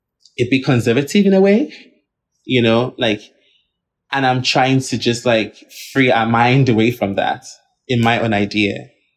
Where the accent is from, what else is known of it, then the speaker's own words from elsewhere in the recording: Nigeria; Like snakes that we never even try to like do in as a Nigerian person, because we see that as like a serpent